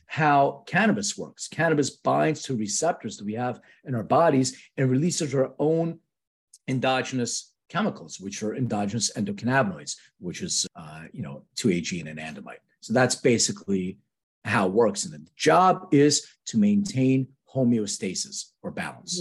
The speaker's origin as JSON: {"language": "English", "town": "Philadelphia", "region": "Pennsylvania", "country": "United States", "moved": "yes", "lives_now": "Los Angeles, United States", "said": "I'm from Philadelphia"}